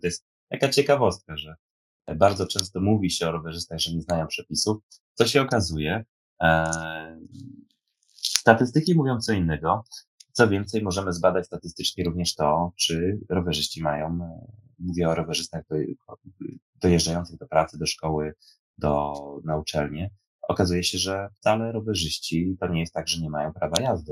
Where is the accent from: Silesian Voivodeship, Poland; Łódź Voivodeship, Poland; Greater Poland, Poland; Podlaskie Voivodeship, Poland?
Greater Poland, Poland; Poznań; accent: Poznań; jak mówię tutaj po poznańsku